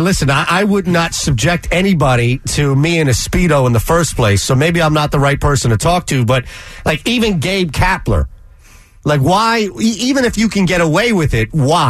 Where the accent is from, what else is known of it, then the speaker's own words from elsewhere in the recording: New York City, New York, United States; now in Philadelphia, United States; I grew up parallel parking in New York City